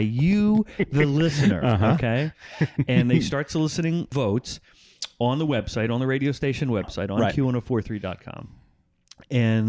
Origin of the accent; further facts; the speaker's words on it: New Jersey, United States; We are from New Jersey